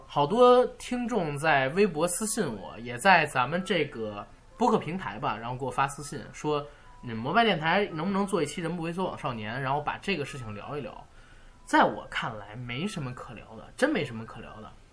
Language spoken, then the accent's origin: Chinese; Beijing, China; 我们北京叫切啊